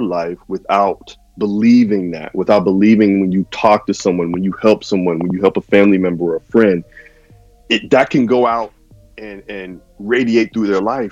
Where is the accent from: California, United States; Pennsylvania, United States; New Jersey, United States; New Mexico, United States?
Pennsylvania, United States; Pittsburgh; I'm from Pittsburgh, born and raised, Pittsburgh, PA